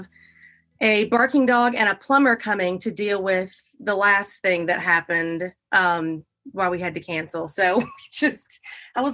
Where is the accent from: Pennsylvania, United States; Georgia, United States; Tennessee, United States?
Tennessee, United States; Dayton; now in Chattanooga, United States; I am actually originally from Dayton, Tennessee, which is about 30, 40 minutes north of here